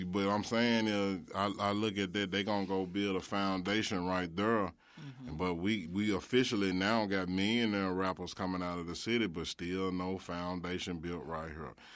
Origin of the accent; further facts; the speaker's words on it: Memphis, Tennessee, United States; I was growing up in Orange Mound